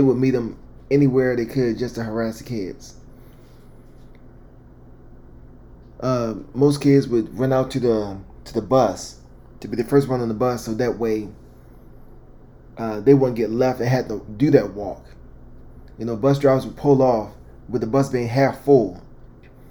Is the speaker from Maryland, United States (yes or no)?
yes; Baltimore, Maryland, United States; born or raised there